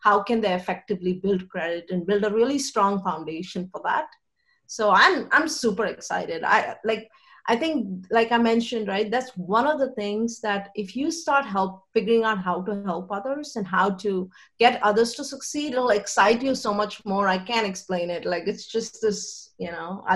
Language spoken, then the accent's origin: English; India; I grew up in India